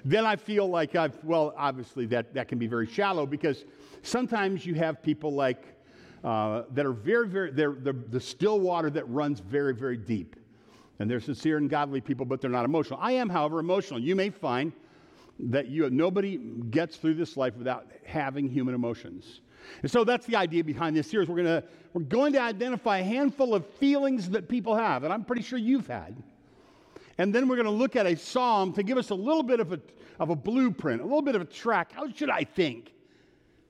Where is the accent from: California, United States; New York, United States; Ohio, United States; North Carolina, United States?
Ohio, United States; now in Michigan, United States; I was born in Ohio